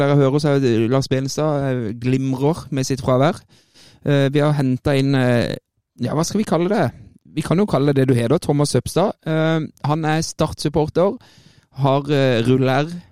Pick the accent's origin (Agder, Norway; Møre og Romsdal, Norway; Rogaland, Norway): Agder, Norway; Kristiansand; der jeg er født og oppvokst